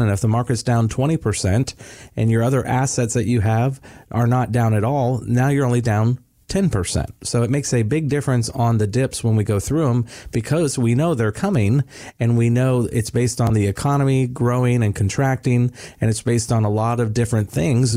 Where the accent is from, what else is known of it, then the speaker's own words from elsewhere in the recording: Florida, United States; I told everybody I was from Florida